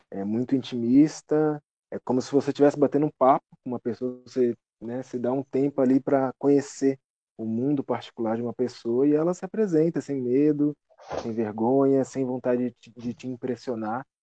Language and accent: Portuguese; São Paulo, Brazil; moved away; also born or lived in Brasília; eu também sou de São Paulo.